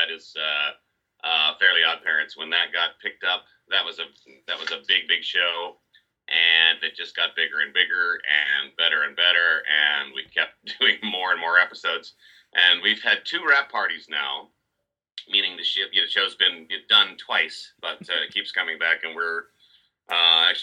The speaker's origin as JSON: {"language": "English", "region": "Northwest Washington State", "country": "United States", "tie": "born or raised there", "also_born_or_lived": "Los Angeles", "moved": "as an adult", "said": "I grew up in Northwest Washington State"}